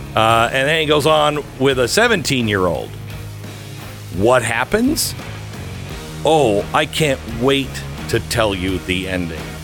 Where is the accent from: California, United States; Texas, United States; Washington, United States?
Washington, United States; Seattle; I'm from Seattle